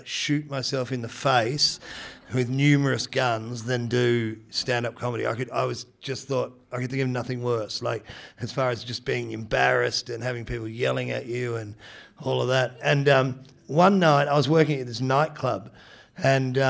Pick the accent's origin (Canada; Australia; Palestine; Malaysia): Australia; Geelong, Victoria; also born or lived in Detroit, Michigan, United States; I was born in Michigan. So basically moved from Detroit to Geelong